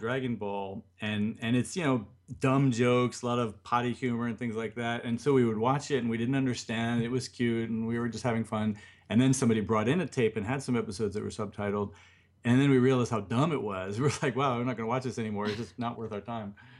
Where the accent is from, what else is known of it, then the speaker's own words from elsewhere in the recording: United States; now in Japan; as an American